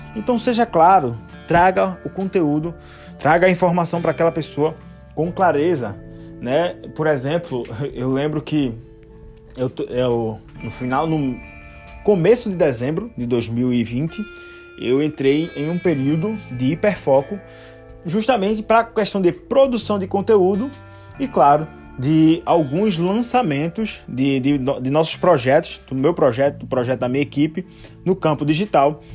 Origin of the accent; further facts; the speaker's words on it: Recife, Pernambuco, Brazil; now in Limoeiro, Brazil; Cresci, nasci em Recife e hoje eu moro numa cidade mais distante chamada Limoeiro, que fica também em Pernambuco